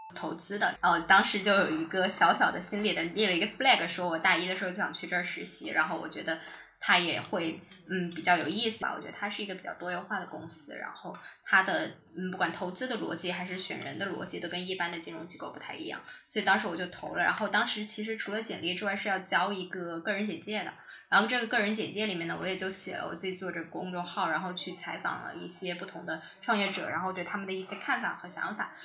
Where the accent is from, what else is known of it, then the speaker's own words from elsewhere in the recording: Chongqing, China; also born or lived in Hangzhou; now in Beijing, China; 那可能我家乡有个很好的机会，重庆有个很好的机会